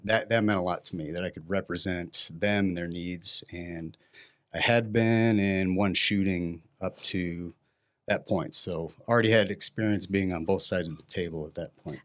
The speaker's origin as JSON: {"language": "English", "town": "Mission Viejo", "region": "California", "country": "United States", "tie": "born or raised there", "also_born_or_lived": "Santa Ana, California", "moved": "as an adult", "lives_now": "Arizona, United States", "said": "grew up in Orange County, California"}